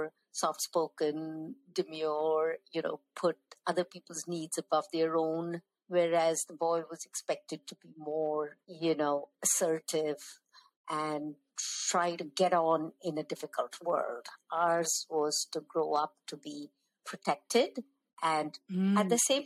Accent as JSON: {"language": "English", "region": "North India", "country": "India", "tie": "born or raised there", "said": "as South Indians growing up in North India"}